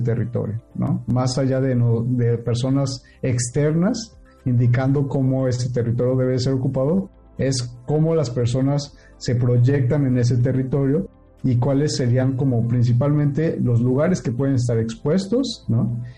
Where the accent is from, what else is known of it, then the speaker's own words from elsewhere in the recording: State of Mexico, Mexico; yo soy del Estado de México